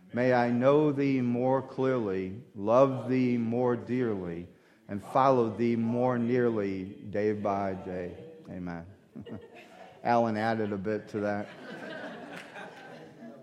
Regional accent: United States; also born or lived in Louisiana / Mississippi; now in New York, United States; I didn't grow up in New York. I grew up in Mississippi and Louisiana.

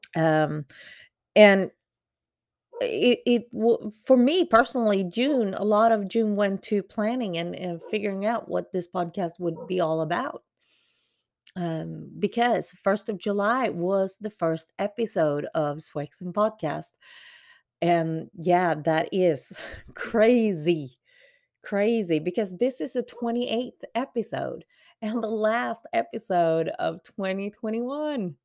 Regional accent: Sweden; now in Texas, United States; especially for me as a Swede being quote unquote, used to it. Um, I had a lot of advantages of growing up in Sweden

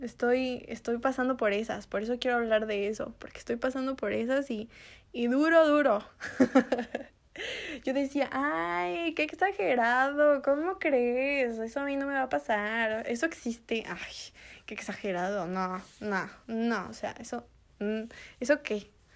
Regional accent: Mexico; moved away as an adult; now in United States; Si me regreso a México, las cosas en México, en mi país, ya están mejorando

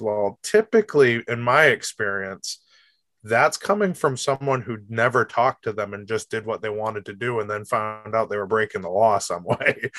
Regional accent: Rochester, United States; I'm a Rochester kid my whole life. I grew up in Rochester

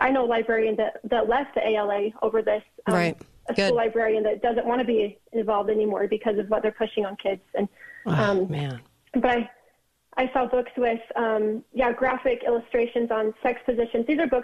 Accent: Orem, Utah, United States; my dad's on the city council in my hometown in Orem, Utah

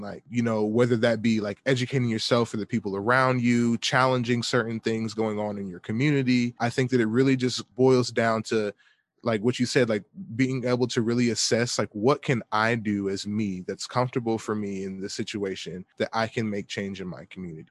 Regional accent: Atlanta, Georgia, United States; moved away; I'm from Atlanta, Georgia

